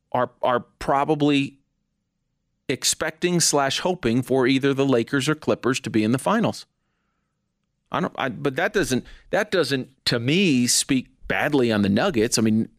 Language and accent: English; New Jersey, United States; I'm originally from New Jersey.